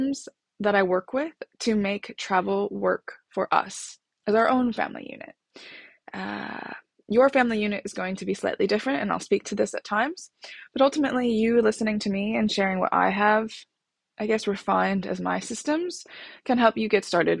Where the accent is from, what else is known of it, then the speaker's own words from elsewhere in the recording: United States; now in London, United Kingdom; I'm a American living in London.